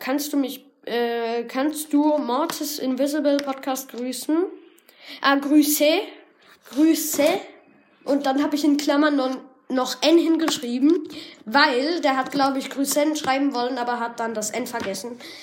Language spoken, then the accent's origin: German; Germany; Ich bin in, der, in Deutschland geboren